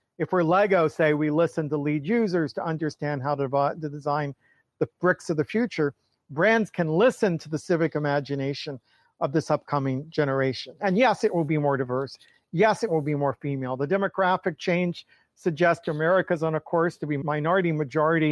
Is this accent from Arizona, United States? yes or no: no; Atlanta, Georgia, United States; I grew up in Atlanta